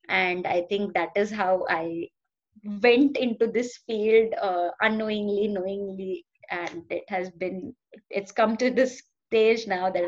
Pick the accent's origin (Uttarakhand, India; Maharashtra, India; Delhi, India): Maharashtra, India; Lonavala; मैं सबसे पहले uh, अपने पहले फ्यू इयर्स लोनावला में थी जो okay. महाराष्ट्र में है पुणे mm-hmm. के पास का एक बहुत ब्यूटीफुल हिल स्टेशन है